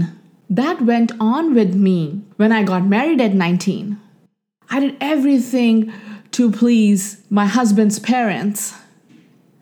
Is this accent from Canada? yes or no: no; India; accent: Indian; moved away as an adult; also born or lived in Houston; my Indian accent, because I cannot pronounce certain words